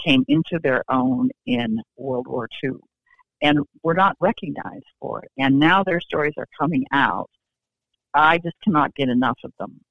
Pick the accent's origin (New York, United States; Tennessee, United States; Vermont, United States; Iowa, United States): Iowa, United States; moved away as an adult; now in Raleigh, United States; my husband and I grew up in Iowa, but we have lived in Raleigh, North Carolina for 35 years